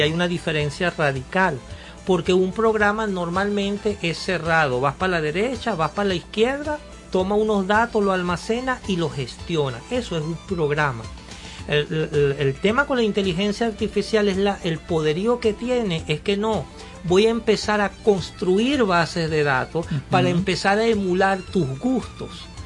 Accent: Cumanacoa, Sucre, Venezuela; moved away; Yo me recuerdo allá en mi pueblo, en Cumanacua

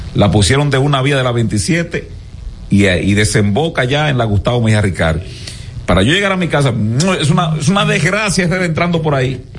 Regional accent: Gaspar Hernández, Espaillat, Dominican Republic; por mi pueblo, por Gaspar Hernández

